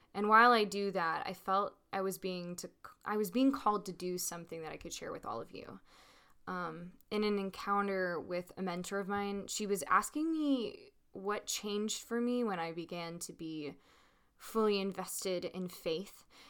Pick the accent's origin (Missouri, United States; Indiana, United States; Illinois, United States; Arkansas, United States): Arkansas, United States; Little Rock; I was born and grew up in Little Rock, Arkansas